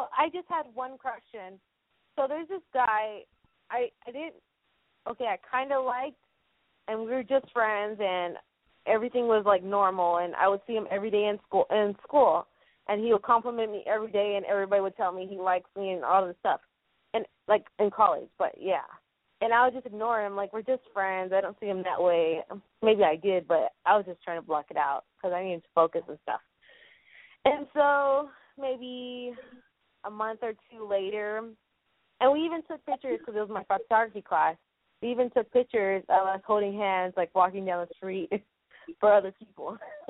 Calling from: San Antonio, Texas, United States; I'm from San Antonio.

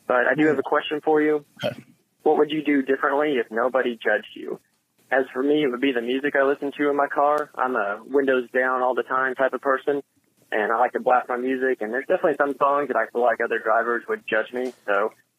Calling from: Arkansas, United States; from Arkansas, first-time caller.

